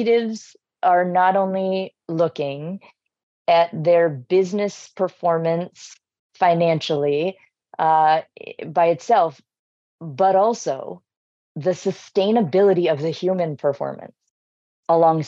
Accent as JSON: {"language": "English", "town": "Boston", "region": "Massachusetts", "country": "United States", "tie": "born or raised there"}